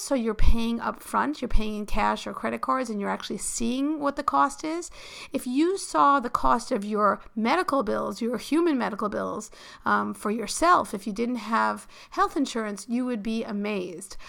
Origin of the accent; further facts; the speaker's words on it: New York City, New York, United States; I grew up in New York City